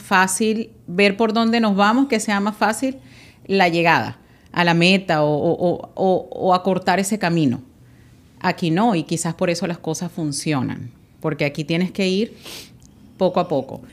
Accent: Guatire, Miranda, Venezuela; moved away as an adult; now in United States; Yo soy de Guatire, en Venezuela

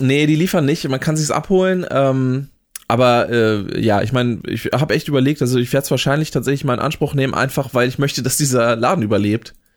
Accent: Oldenburg, Lower Saxony, Germany; als Oldenburger

